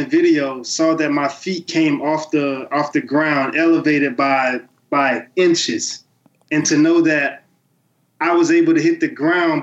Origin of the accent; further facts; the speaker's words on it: the Muck, Florida, United States; the Muck, which is my hometown